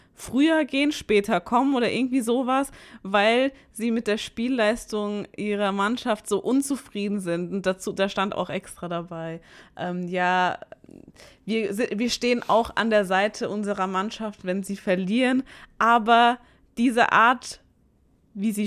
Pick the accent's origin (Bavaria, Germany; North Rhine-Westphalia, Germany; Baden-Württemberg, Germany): Baden-Württemberg, Germany; Mannheim; now in Karlsruhe, Germany; ich bin gebürtige, gebürtige Monnemerin